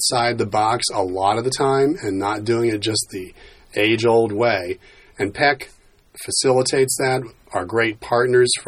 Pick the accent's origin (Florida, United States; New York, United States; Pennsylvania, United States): Pennsylvania, United States; born or raised there